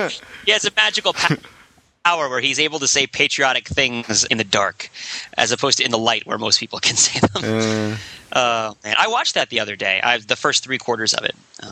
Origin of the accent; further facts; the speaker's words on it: New York area, United States; I grew up in the New York area